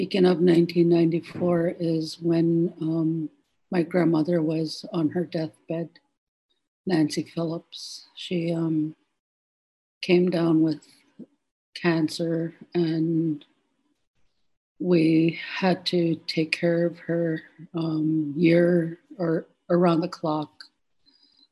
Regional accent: Chehalis, British Columbia, Canada; I'm from Chehalis.

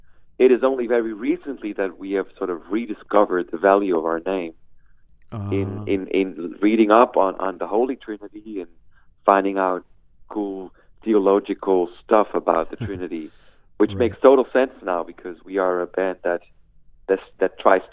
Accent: Peru; But me and my brothers, we grew up in Peru, South America.

